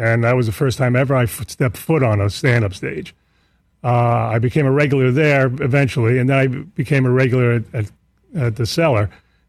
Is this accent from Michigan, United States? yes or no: no; New York City, New York, United States; my hometown, Queens